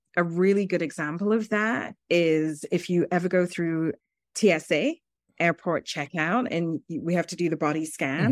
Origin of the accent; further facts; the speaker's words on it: United Kingdom; moved away as an adult; also born or lived in Zambia; now in New York City, United States; I grew up in the United Kingdom. I was born in Zambia, which is a country in Southern Africa, and went to the U K as a three-year-old.